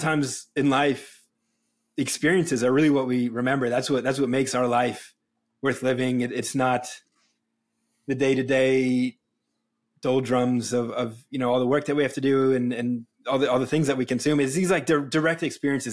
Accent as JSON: {"language": "English", "region": "New England", "country": "United States", "tie": "born or raised there", "moved": "yes", "lives_now": "Los Angeles, United States", "said": "I grew up in New England, and I, when I moved to Los Angeles"}